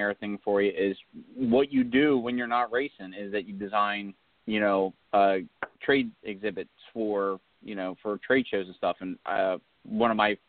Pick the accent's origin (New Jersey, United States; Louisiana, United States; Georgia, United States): New Jersey, United States; we're all from the East Coast. I'm from New Jersey.